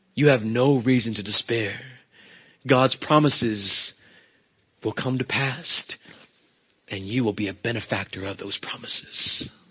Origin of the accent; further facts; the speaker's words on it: United States; I'm not an American first